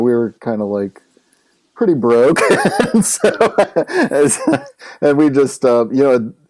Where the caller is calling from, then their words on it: Washington, D.C. area, United States; Yeah, I'm just outside of Washington, D.C.